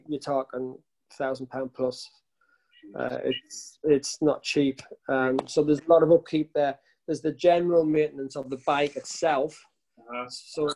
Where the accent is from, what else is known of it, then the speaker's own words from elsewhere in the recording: Sunderland, North East England, United Kingdom; now in the Midlands, United Kingdom; I live in the Midlands now. I'm from Sunderland originally